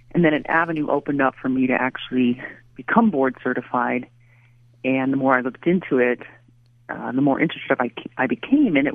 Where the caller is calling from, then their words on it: Raleigh, North Carolina, United States; I'm actually currently in Raleigh, North Carolina.